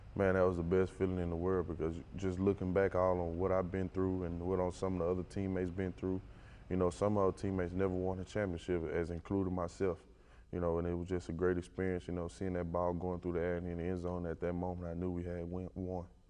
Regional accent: Western Louisiana, United States; moved away; I'm from Western Louisiana, not that many guys make it from Western Louisiana. It's a small little town.

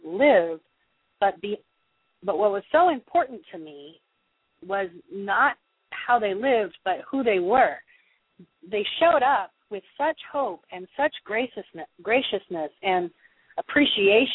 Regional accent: California, United States; I was born and raised in California

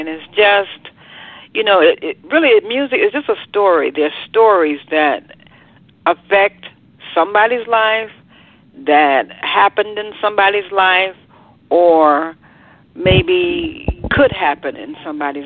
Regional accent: United States; here I am from the United States

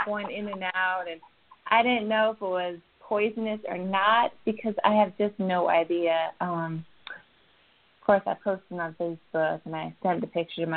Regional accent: Kodiak, Alaska, United States; now in North Carolina, United States; I grew up in Kodiak, Alaska

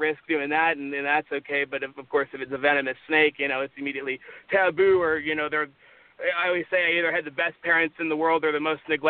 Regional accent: Las Vegas, Nevada, United States; moved away; I grew up in Las Vegas, Nevada

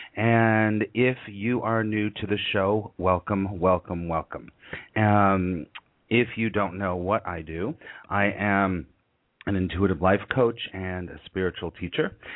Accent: Los Angeles, California, United States; moved away as an adult; now in New York, United States; I grew up in Los Angeles

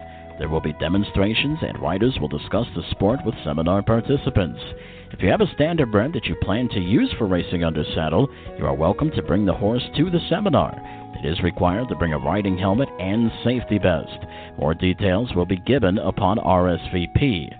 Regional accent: Chicago, Illinois, United States; I grew up in the Chicago area, so I was familiar with Sportsman's Park.

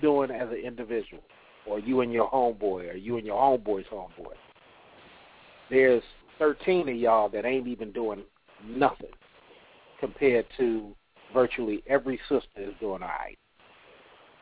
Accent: California, United States; now in the South, United States; I'm down here in the South, and I'm from California

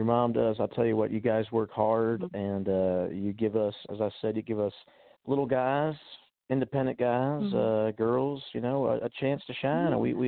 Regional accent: Richmond, Virginia, United States; now I'm back in Richmond, my hometown here

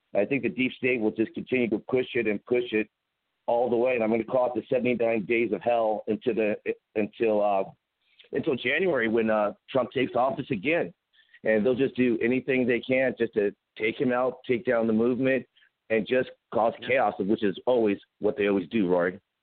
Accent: Pasadena, California, United States; moved away as an adult; also born or lived in Huntington Beach / San Diego; now in Dallas, United States; I grew up in Pasadena. I lived in Huntington Beach. I went to school in San Diego. I mean, California. I live in Dallas now

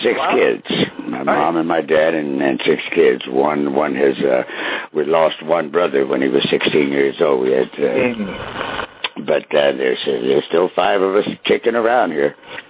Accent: Wichita, Kansas, United States; born there; Well, I was actually born in Wichita, Kansas, but as I say, my dad turned minister from musician to a minister when I was like 3 years old.

